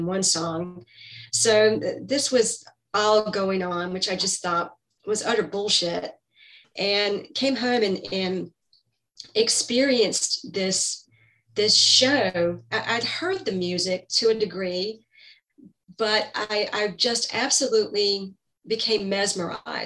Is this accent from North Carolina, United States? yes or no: yes; Greenville, North Carolina, United States; moved away as an adult; also born or lived in San Francisco Bay Area; East Carolina University, which was in my hometown